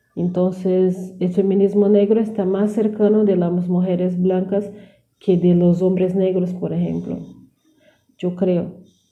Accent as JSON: {"language": "Spanish", "region": "South Region", "country": "Brazil", "second_language": "Spanish", "said": "soy de sur de Brasil"}